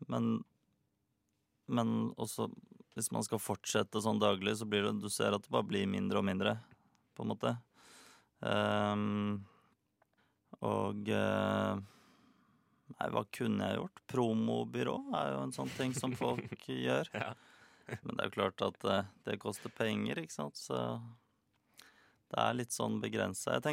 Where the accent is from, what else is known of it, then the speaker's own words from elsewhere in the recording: Australia; Norwegian is a second language; also born or lived in Netherlands / Africa; now in Norway; Jeg har vokst opp i, eh, i Australia og Holland og Afrika. Ja. Så eh, engelsk var veldig naturlig for meg, da.